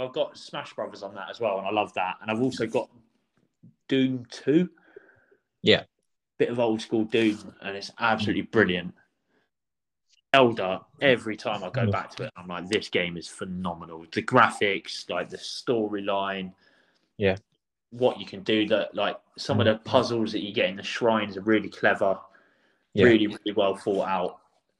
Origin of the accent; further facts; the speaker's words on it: Croydon, London, United Kingdom; Yeah, well, I grew up in Croydon. I like my garage music and the … all of that.